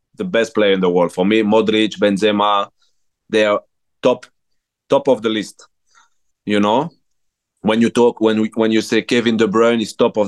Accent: Belgium; English is a second language; moved away as an adult

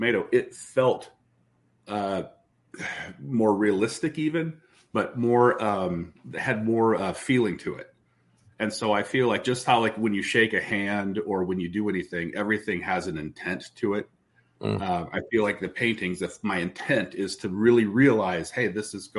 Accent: Des Moines, Iowa, United States; I remember in junior high school walking around and everybody had roses and there were roses pictures. I mean, this is Indian Hills Junior High in Des Moines.

